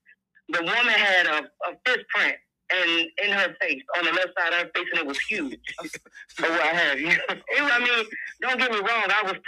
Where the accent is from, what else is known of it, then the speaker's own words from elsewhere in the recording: Atlanta, Georgia, United States; now in Selma, United States; I'm calling from Selma, Alabama, but I'm from Atlanta.